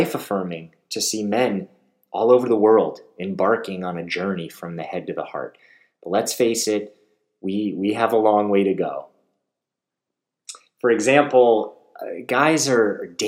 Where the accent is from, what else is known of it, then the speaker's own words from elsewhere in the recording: Beverly Hills, California, United States; I hail from Beverly Hills, California